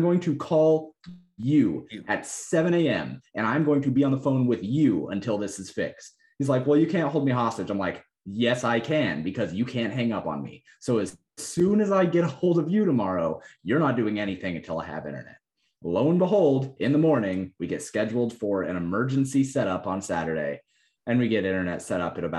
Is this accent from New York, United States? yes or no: no; Colorado, United States; And I'm like, I come from Colorado, bro.